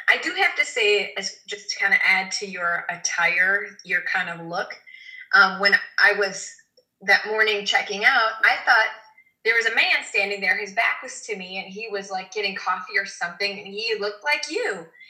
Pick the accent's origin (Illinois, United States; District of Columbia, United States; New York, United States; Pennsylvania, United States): Illinois, United States; Chicago; I'm from Chicago, Amber.